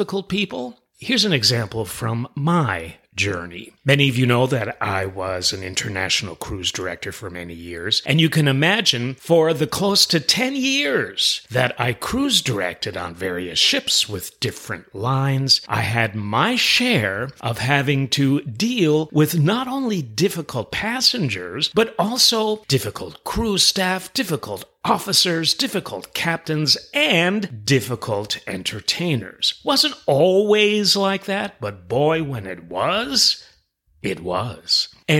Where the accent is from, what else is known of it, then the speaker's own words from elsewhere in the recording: New York City, New York, United States; moved away; I'm originally from New York City. We have it in our DNA